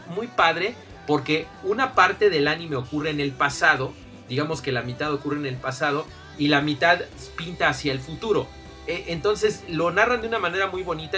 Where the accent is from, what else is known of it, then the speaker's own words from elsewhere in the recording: Mexico; En México y en Latinoamérica somos especialmente fans